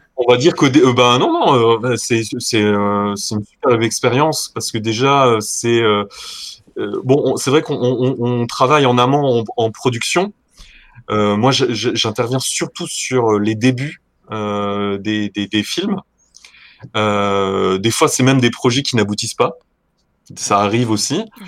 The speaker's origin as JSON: {"language": "French", "area": "Lorraine, near Thionville", "region": "Grand Est", "country": "France", "tie": "born or raised there", "said": "je suis originaire de Lorraine, euh, donc, euh, près de la frontière luxembourgeoise. pour ceux qui, qui arrivent à se situer un petit peu, euh, à côté de Thionville."}